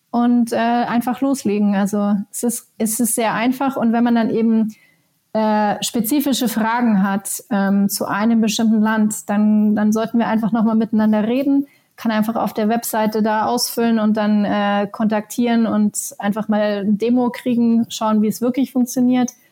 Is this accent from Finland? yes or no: yes; Helsinki, Uusimaa, Finland; Meine alte Heimatstadt Helsinki ist ein ist ein äh, Emerging Tech Hub